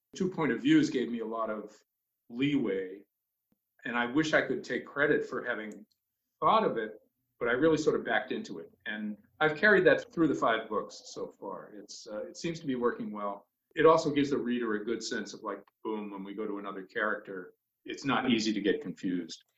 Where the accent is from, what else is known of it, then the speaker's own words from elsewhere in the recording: Boston, Massachusetts, United States; moved away as an adult; now in Cape Elizabeth, United States; I grew up in Boston